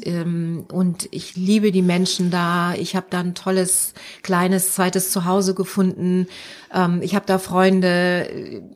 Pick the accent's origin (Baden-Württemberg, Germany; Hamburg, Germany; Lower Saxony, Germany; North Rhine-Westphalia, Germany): Hamburg, Germany; moved away as an adult; also born or lived in Frankfurt; Ich bin ja Hamburgerin